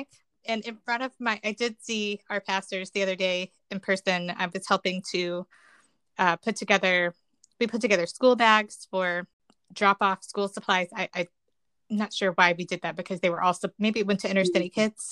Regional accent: the South, United States; now in Chicago, United States; I'm originally from the South

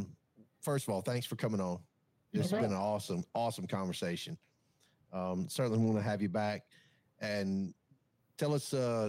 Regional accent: Alabama, United States; I'm from Alabama.

